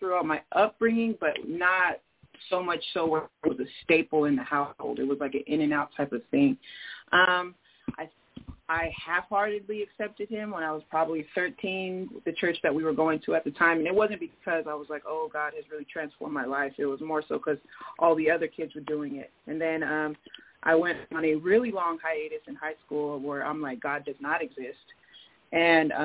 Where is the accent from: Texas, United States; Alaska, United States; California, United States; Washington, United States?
Washington, United States; Seattle; also born or lived in Denver; I'm from Seattle, Washington. I wasn't born here, but I've been here since I was one.